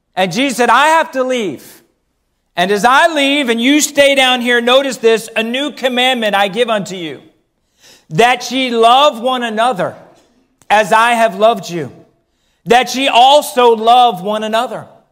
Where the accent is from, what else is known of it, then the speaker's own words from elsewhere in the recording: Philadelphia, Pennsylvania, United States; I'm from the Philadelphia area